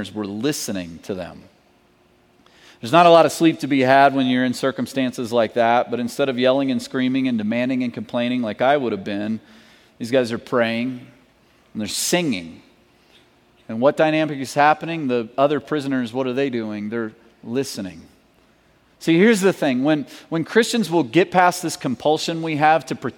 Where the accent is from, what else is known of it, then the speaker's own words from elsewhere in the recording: Kentucky, United States; moved away; I'm from Kentucky.